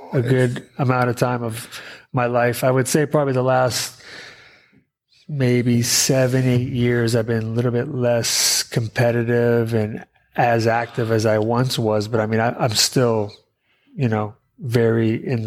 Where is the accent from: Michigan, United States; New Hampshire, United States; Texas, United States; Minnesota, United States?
New Hampshire, United States; first language Portuguese; English is a second language; moved away as an adult; now in California, United States; I'm actually originally from the East Coast, New Hampshire